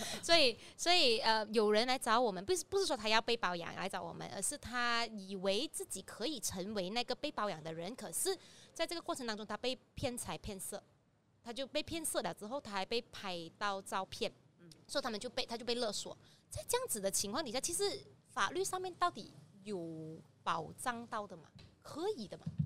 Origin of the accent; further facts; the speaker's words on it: Ipoh, Perak, Malaysia; 我来自医保嘛